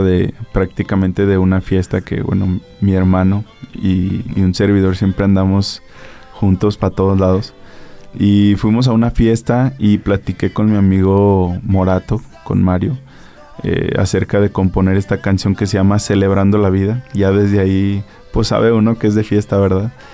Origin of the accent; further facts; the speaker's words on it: Aguascalientes, Mexico; tengo sangre hidrocálida, que soy de aquí de Aguascalientes